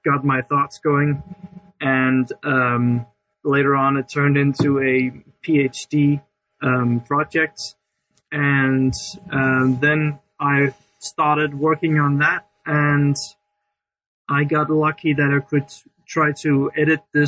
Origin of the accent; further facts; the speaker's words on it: Denmark; I'm from Denmark